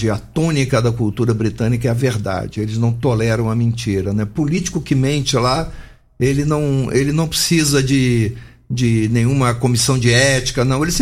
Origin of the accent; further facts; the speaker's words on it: Rio Grande do Sul, Brazil; born there; now in Brasília, Brazil; eu sou nascido no Rio Grande do Sul, de família carioca, né?